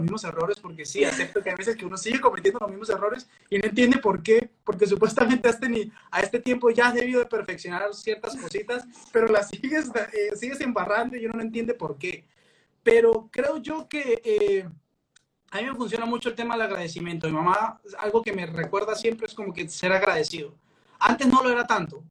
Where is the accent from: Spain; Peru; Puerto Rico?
Peru; now in Colombia; soy peruano, acabo de llegar